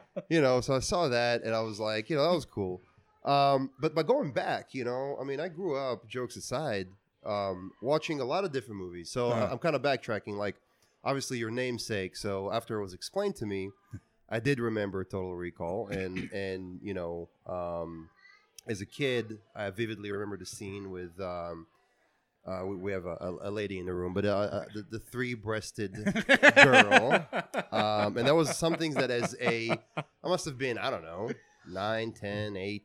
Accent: Israel; now in United States; I moved to the States in the year 1996. But growing up in Israel

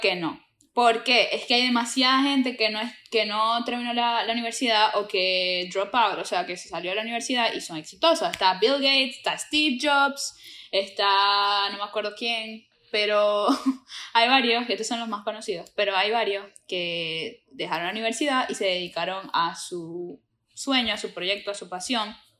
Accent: Maracaibo, Zulia, Venezuela; now in Florida, United States; venimos de la Tierra del Sol amado

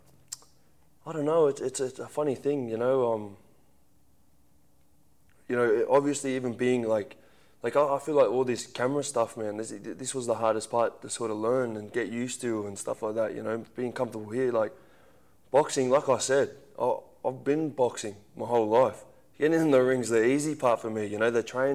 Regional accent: Central Coast, New South Wales, Australia; I'm a kid from the Central Coast

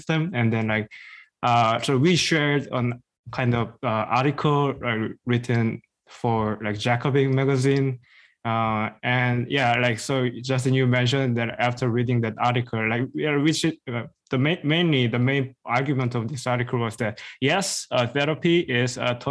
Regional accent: South Korea; English is a second language; moved away as an adult; also born or lived in Midwest, United States; now in United States; I was born and raised in South Korea most of time, but now I'm in the U.S.

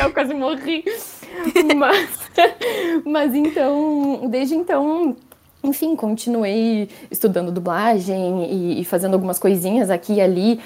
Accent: Rio Grande do Sul, Brazil; moved away as an adult; also born or lived in Porto Alegre; now in São Paulo, Brazil; eu sou natural do Rio Grande do Sul

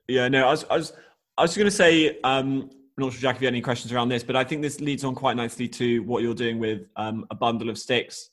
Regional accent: Australia; growing up in Australia

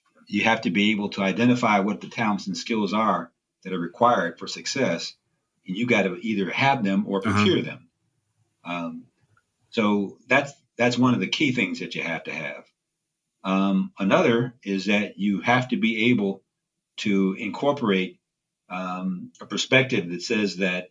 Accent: Gary, Indiana, United States; also born or lived in Atlanta, Georgia / Lithonia, Georgia; Grew up in the church in Gary, Indiana, New Revelation. Graduated from Westside High School

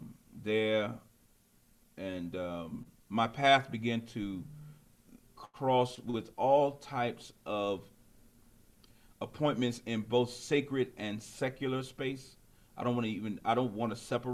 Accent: Alexandria, Virginia, United States; I was born in Alexandria, Virginia, which is actually the same place my father and my grandfather, we were all born in the same hospital

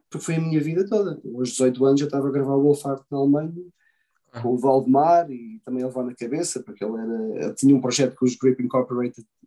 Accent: Australia; E, também eu venho da Austrália e aquilo é, é aquele é estilo no metal, mas também é super pesado.

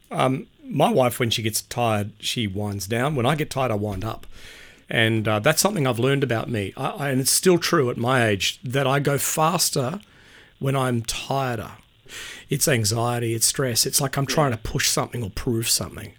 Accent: Sydney, New South Wales, Australia; moved away as an adult; also born or lived in Perth; now in Brisbane, Australia; Born and raised on the North Shore of Sydney

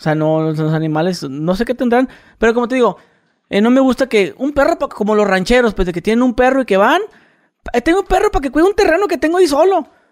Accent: northern Mexico border, Mexico; yo que soy de frontera

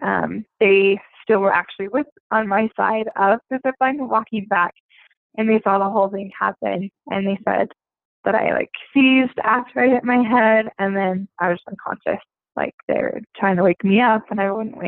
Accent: Utah, United States; moved away as an adult; also born or lived in Australia; I'm from Utah, as Baron said. I moved to Australia and loved it. Now I'm back in the States

